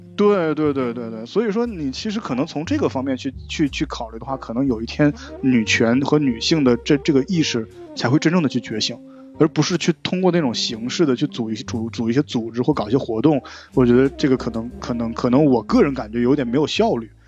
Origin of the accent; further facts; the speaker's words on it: Northeast China, China; 就我们现在东北这边，女孩子还是很有地位的